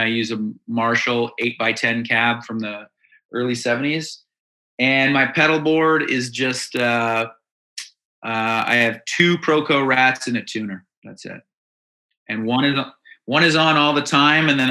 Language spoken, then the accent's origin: English; Dundas, Ontario, Canada; also born or lived in Hamilton; I live in Hamilton right now, but we're all from Dundas, which is, it's a little suburb of Hamilton.